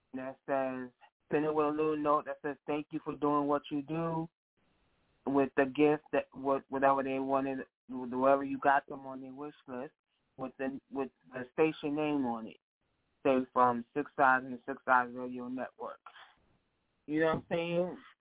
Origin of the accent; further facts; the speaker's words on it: New York, United States; now in New Jersey, United States; I'm from New York and I live in Jersey